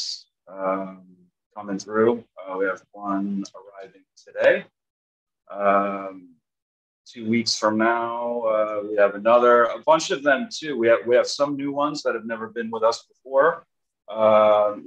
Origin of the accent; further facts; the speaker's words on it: New York, United States; So I'm from New York. I've always been in New York.